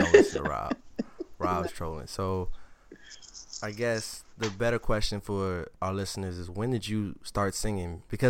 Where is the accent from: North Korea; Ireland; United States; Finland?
United States; We from the DMV, respectively.